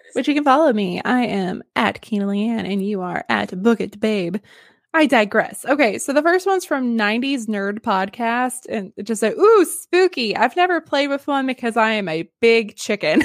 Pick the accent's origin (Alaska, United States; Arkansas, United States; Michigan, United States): Arkansas, United States; now in San Antonio, United States; I'm from Arkansas.